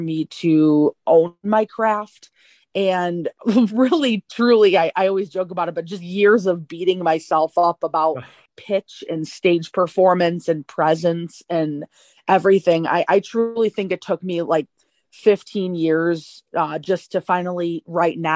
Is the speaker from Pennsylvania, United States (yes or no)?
no; Tampa, Florida, United States; also born or lived in Chicago suburbs, Illinois; now in Chicago, United States; I was raised in Tampa, Florida